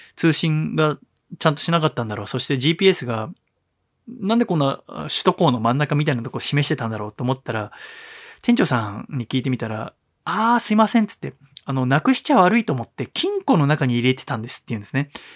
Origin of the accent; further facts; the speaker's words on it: Tokyo, Japan; やっぱ江戸っ子ですよね。